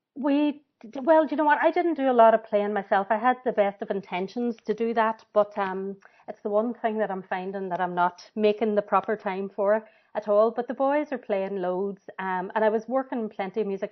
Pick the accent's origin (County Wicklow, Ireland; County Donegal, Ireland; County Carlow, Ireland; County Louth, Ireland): County Donegal, Ireland; Buncrana; moved away as an adult; also born or lived in Cork / Cape Breton / Dublin / Derry; I'm from Buncrana, up in Inishowen in Donegal, and that's where I'm back these days now.